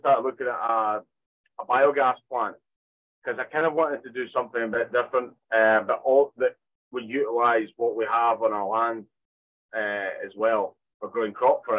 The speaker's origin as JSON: {"language": "English", "town": "Arbroath", "region": "Scotland", "country": "United Kingdom", "tie": "born or raised there", "said": "in Arbroath"}